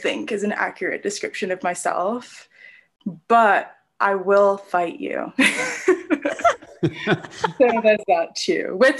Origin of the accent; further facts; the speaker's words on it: Nigeria; also born or lived in Brunei / United Kingdom / United States; I am Nigerian, which makes me very happy and very proud and boastful and makes me feel better than all other African people. I am a former resident of Brunei, the United Kingdom, the United States.